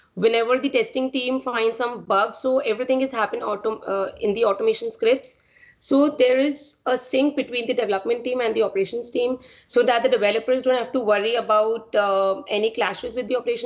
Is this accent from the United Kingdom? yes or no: no; Jaipur, Rajasthan, India; moved away as an adult; now in Baltimore, United States; I'm from Jaipur, India, and currently I'm doing my master's in computer science at UMBC